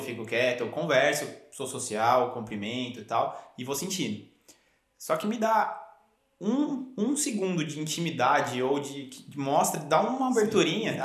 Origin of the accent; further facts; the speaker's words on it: Brazil; also born or lived in Cronulla, Australia; now in Australia; a gente que aprende o inglês no, no Brasil